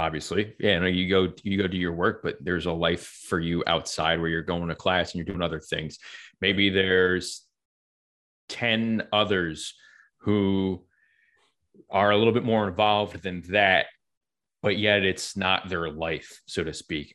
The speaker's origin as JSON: {"language": "English", "region": "New York", "country": "United States", "tie": "born or raised there", "said": "where I grew up in New York"}